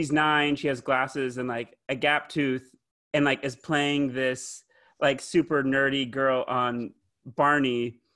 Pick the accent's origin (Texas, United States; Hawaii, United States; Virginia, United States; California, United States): Texas, United States; Plano; now in Los Angeles, United States; I grew up in Plano, which is just outside of Dallas.